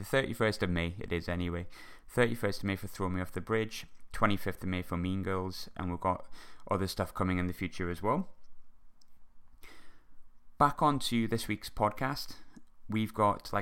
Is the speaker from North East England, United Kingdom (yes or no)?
yes; Sunderland, North East England, United Kingdom; my hometown of Sunderland